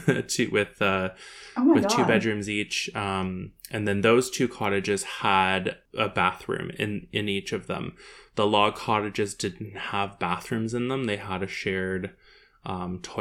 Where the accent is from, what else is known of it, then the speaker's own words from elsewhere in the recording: Wainfleet, Ontario, Canada; I'm from Waynefleet, Ontario, which is kind of next to Port Colborne, just south of like Welland